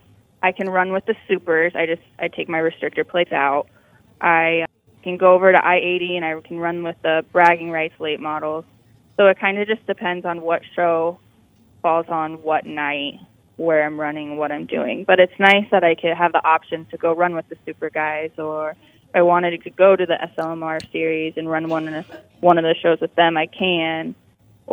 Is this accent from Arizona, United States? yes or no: no; Mitchellville, Iowa, United States; I manage a bar and restaurant in my town that I grew up in Mitchellville